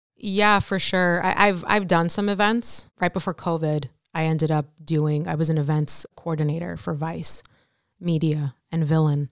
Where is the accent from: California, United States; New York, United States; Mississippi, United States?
New York, United States; New York City; I'm from Brooklyn, New York. Raised my, uh, whole life there, nearly.